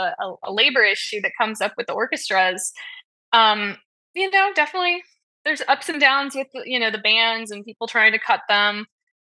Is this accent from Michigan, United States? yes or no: no; Los Angeles, California, United States; moved away as an adult; also born or lived in Wichita, Kansas / Maryland; now in Annapolis, United States; I grew up in Los Angeles